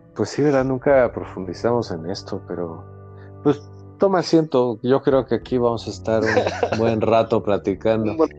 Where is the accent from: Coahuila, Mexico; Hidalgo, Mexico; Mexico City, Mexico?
Mexico City, Mexico; yo nací en, en la Ciudad de México, pero cuando antes se llamaba Distrito Federal.